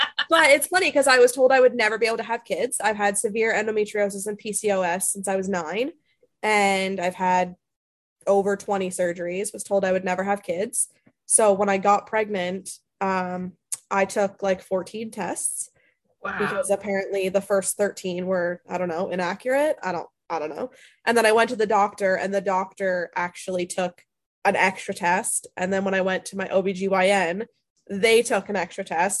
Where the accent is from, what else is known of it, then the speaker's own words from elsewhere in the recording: Barrie, Ontario, Canada; also born or lived in Fort McMurray, Alberta; I came back from Alberta and got pregnant with Alex. Things changed real fast when I moved back to Barrie.